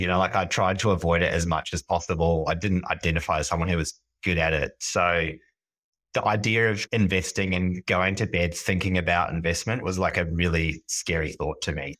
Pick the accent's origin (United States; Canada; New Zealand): New Zealand; moved away as an adult; now in Sydney, Australia; I am a Kiwi. I grew up in New Zealand and moved to Sydney in my very early twenties.